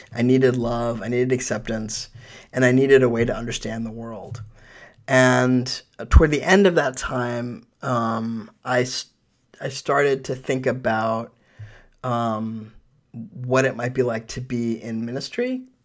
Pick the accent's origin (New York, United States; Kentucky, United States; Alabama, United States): New York, United States; New York City; now in Sonoma County, United States; I was born in New York, uh, in Manhattan